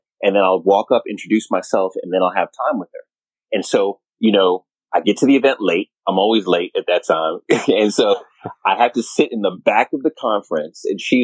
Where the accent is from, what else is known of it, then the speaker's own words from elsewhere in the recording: Jamaica; now in United States; I'm true Jamaican.